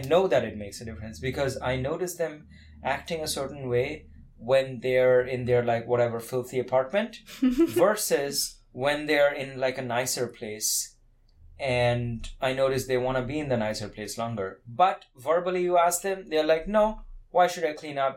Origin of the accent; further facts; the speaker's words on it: Kolkata, West Bengal, India; moved away; I come from India, cars were not like that common like personal cars now they're becoming more common in india but i grew up in a city where personal cars were very rare